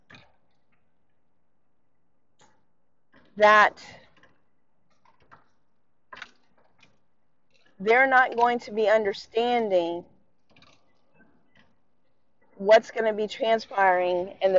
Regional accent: Philippines; now in United States; I was born on American soils in the Philippines

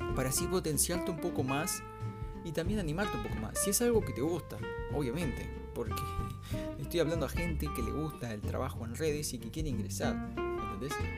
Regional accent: Salto, Uruguay; al menos como salteño

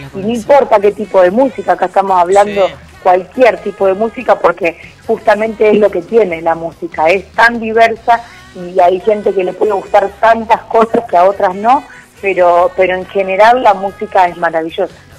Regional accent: Argentina; somos argentinos

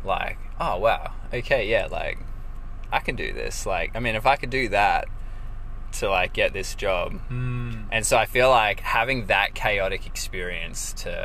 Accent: Rockhampton, Queensland, Australia; also born or lived in Brisbane; I grew up in Rockhampton

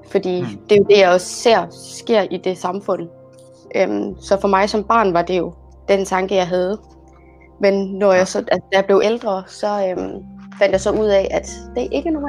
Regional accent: Egypt; now in Denmark; Jo, øh, jamen øh, jeg er fra Ægypten. Øh, kommer fra ja, en familie, som øh, har haft selv krise med at finde ud af religion og kultur.

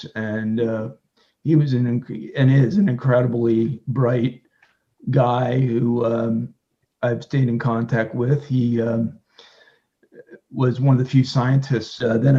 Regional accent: Lehigh Valley, Pennsylvania, United States; I grew up in the Lehigh Valley area of Pennsylvania. I watched Bethlehem Steel close down and a lot of other major manufacturers in the Lehigh Valley region of Pennsylvania.

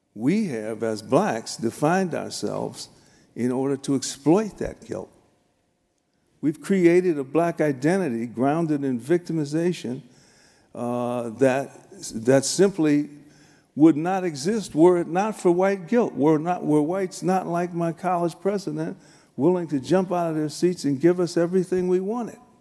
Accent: Chicago, Illinois, United States; I grew up in Chicago, South Chicago, South Side

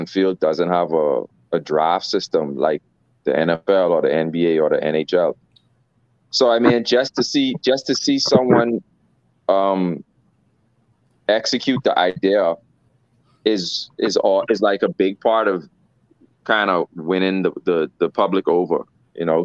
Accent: Bahamas; I'm from the Bahamas

